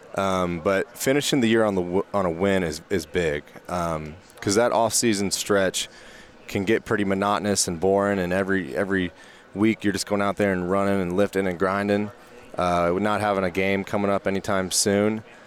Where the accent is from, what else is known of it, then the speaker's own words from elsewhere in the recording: Georgia, United States; moved away as an adult; now in Kansas, United States; I'm from Georgia